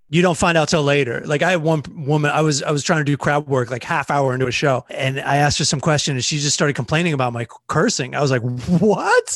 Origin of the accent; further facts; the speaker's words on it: Southern Maryland, United States; also born or lived in Los Angeles; now in New York, United States; I'm from Southern Maryland, which is a very small town